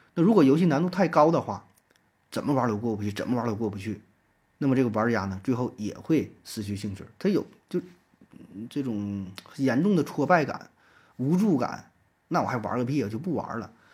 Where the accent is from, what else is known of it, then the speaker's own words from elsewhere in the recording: China; 我们中国人